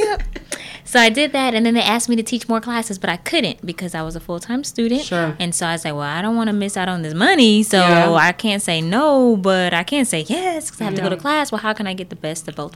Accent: Brooklyn, New York, United States; now in Texas, United States; I'm originally from Brooklyn.

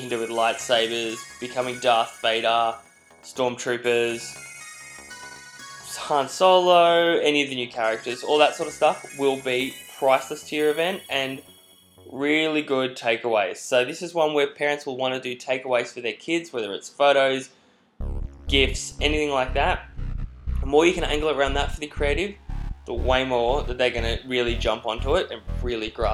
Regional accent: Australia; accent: Australian; now in New York, United States; As you can probably tell by my accent, I'm not a New Yorker, I am an Aussie.

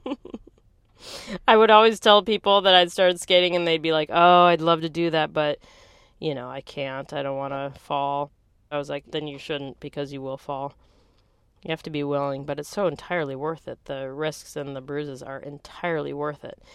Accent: Green Bay, Wisconsin, United States; also born or lived in Santa Cruz, California; now in San Francisco, United States; I grew up in Green Bay, Wisconsin.

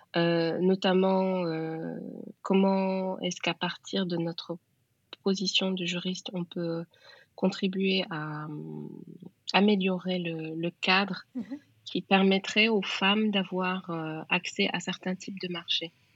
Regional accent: Senegal; je suis sénégalaise, donc je, je suis née dans un pays

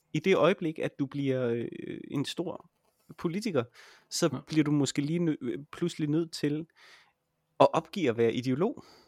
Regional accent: Jutland, Denmark; jeg er jo også fra Jylland

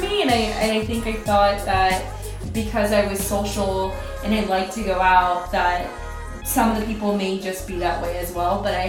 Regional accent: Oceanside, California, United States; I grew up in Oceanside, California.

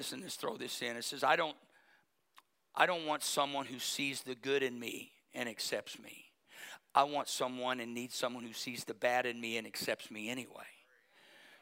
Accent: Berry Hill, United States; I grew up in Berry Hill

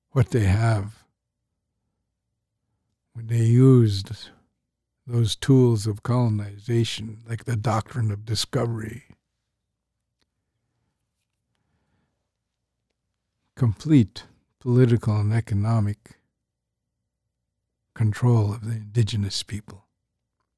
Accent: St'at'imc, British Columbia, Canada; I'm Statliam

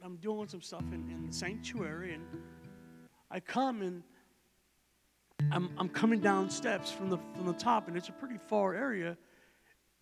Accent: Texas, United States; I'm from Texas, so I'm not from Ohio, and I'm not used to walking around snow and ice and all

